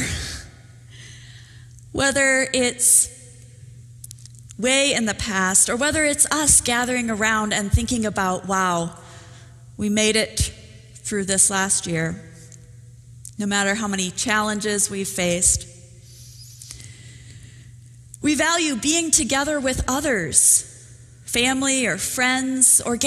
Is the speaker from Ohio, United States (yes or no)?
no; Minnesota, United States; I come from Minnesota